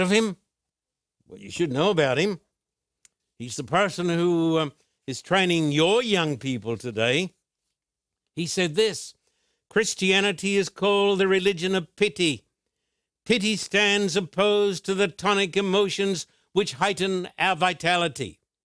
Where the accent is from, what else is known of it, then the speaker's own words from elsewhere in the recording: Australia; When I was growing up in Australia, I was brought up in a culture that believed the Bible.